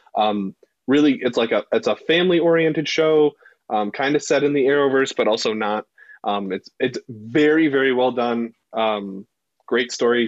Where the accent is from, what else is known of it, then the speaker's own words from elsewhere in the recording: Detroit, Michigan, United States; moved away; I'm from Metro Detroit